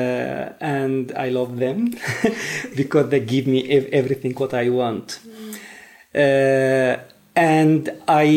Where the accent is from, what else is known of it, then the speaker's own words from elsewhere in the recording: Mosul, Nineveh, Iraq; English is a second language; moved away as an adult; also born or lived in Baghdad; now in Sweden; I come from Iraq. And I born in Mosul, northern Iraq.